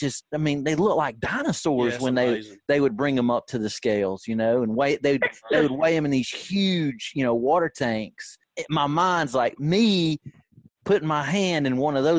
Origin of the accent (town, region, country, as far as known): the Shoals, Alabama, United States; born or raised there